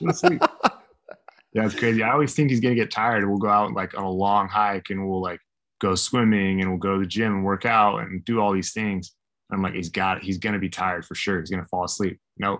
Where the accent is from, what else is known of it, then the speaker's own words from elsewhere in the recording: Idaho, United States; I grew up in Idaho.